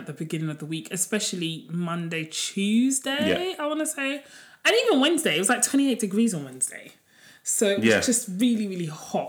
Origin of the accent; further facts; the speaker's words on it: London, United Kingdom; I feel like when white people ask me, I'm like, I'm from London. But when black people ask me, if an Asian person, I'll just be like, I'm Nigerian.